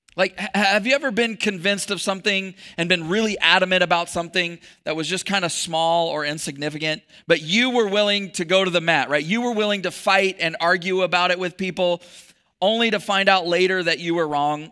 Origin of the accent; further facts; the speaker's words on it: Texas, United States; I was born in Texas.